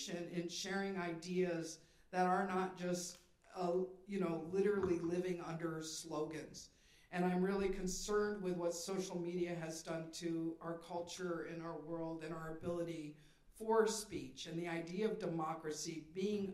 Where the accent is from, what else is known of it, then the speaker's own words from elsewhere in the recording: Sandusky, Ohio, United States; moved away; I came from Sandusky, Ohio.